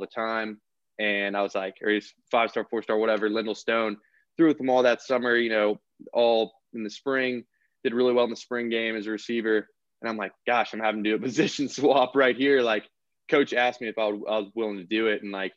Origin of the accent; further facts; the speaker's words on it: Alabama, United States; growing up in Alabama